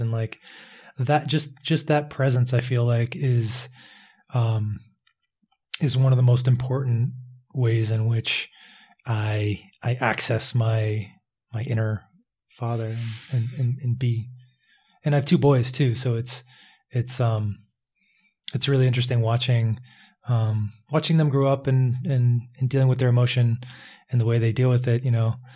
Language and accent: English; Philadelphia, Pennsylvania, United States; also born or lived in Pittsburgh; I was growing up in Philadelphia